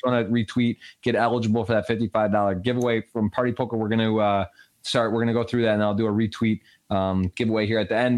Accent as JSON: {"language": "English", "region": "Michigan", "country": "United States", "tie": "born or raised there", "said": "I grew up in in Michigan"}